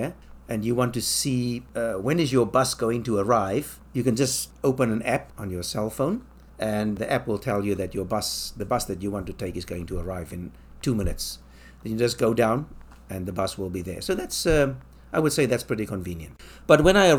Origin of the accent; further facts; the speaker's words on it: South Africa; moved away as an adult; also born or lived in London; now in Taipei, Taiwan; South Africa, where I come from